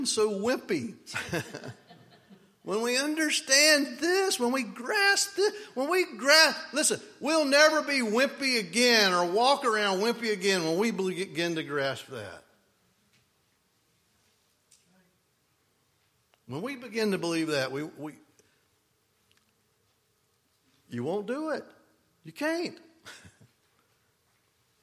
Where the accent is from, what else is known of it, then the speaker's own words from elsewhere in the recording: United States; I'm an American